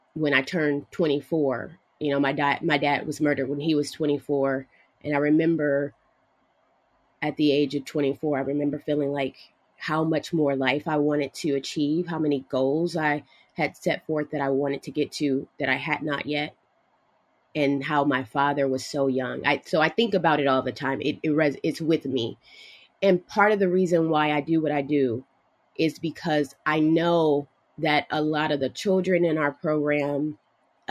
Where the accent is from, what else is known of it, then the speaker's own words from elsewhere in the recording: Los Angeles, California, United States; We grew up in Los Angeles